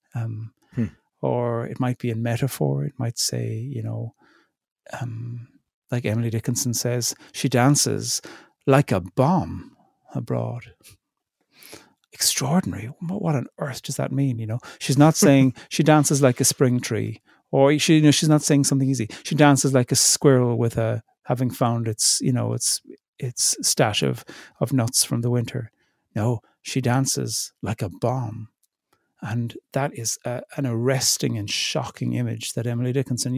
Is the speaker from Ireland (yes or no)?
yes; Ireland; now in Northern Ireland; I'm from the Republic.